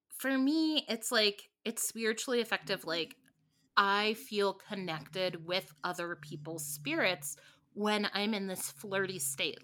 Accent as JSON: {"language": "English", "region": "Midwest", "country": "United States", "tie": "born or raised there", "said": "I grew up in the Midwest"}